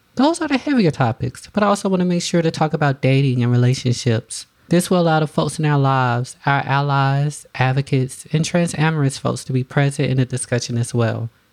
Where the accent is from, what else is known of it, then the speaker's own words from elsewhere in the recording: the South, United States; I'm also from the South